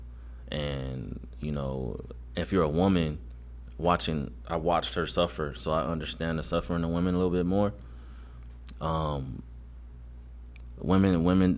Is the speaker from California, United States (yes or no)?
yes; Los Angeles, California, United States; I'm born and raised South Central Los Angeles